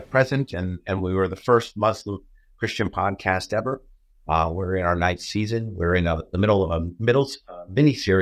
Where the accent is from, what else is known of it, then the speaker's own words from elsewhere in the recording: New York, United States; I'm a New Yorker